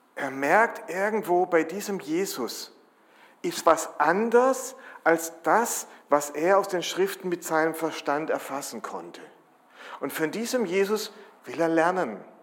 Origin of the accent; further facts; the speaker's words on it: Germany; als Deutsche